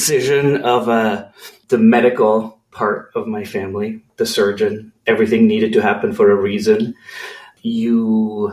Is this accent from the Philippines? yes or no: no; Switzerland; moved away as an adult; also born or lived in California; I grew up in Switzerland in a small village about an hour and a half northeast of Zurich.